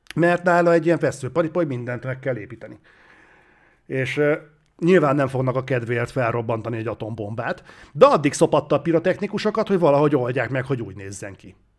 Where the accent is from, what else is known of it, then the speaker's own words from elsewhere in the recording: Hungary; magyarok vagyunk